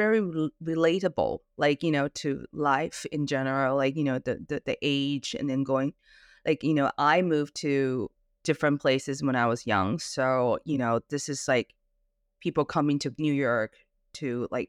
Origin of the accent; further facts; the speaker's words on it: Canada; accent: Canadian; also born or lived in Singapore / London; Well, I was raised in Singapore and Canada, and I was also in London for a little while.